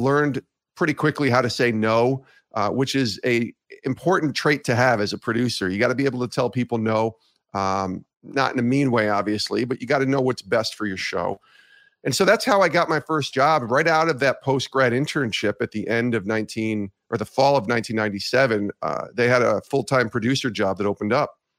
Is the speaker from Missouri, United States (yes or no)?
no; Ravena, New York, United States; also born or lived in Auburn, New York; I grew up in Albany, actually in Ravenna